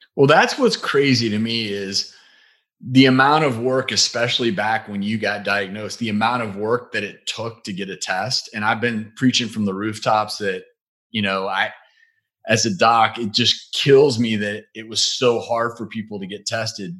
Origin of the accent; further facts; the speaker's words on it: Midwest, just outside of St. Louis, Missouri, United States; We both grew up in the Midwest